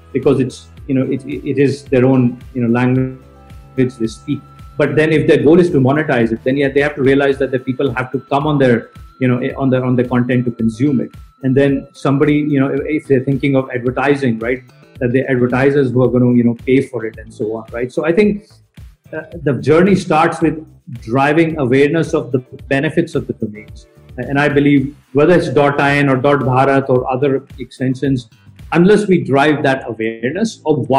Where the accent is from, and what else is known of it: India